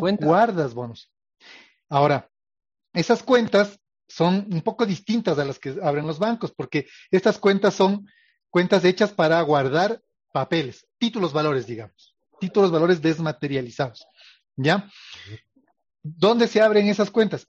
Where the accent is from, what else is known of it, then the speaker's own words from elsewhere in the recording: Ecuador; como ecuatorianos